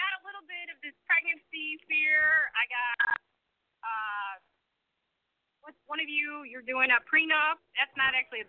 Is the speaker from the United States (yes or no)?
yes; Buffalo, New York, United States; accent: Buffalo; now in Ohio, United States; My accent's a Buffalo accent.